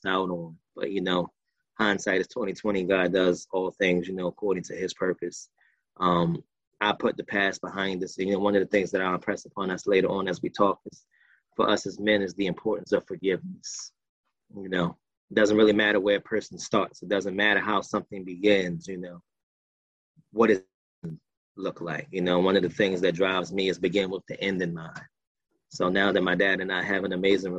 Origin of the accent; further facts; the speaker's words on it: Baltimore, Maryland, United States; I was born here in Baltimore, still here. I was raised in a single parent household with my mom.